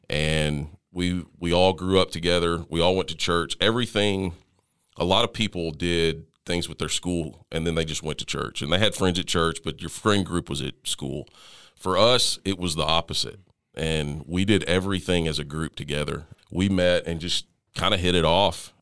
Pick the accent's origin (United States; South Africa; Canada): United States; Tyler, Texas; also born or lived in Lindale, Texas; we grew up in Tyler, Texas, in that, well, yeah, in Tyler, Texas. Um, lived in a little town called Lindell, which is just north of Tyler